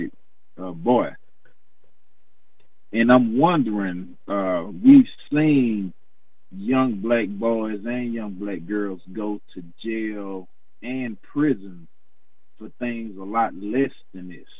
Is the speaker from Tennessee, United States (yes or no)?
yes; Chattanooga, Tennessee, United States; where I'm from Chattanooga, Tennessee